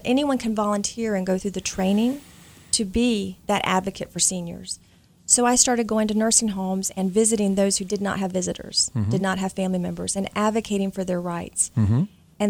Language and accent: English; Charlotte, North Carolina, United States; I'm from Charlotte, North Carolina, and through different events, made our way to Philadelphia.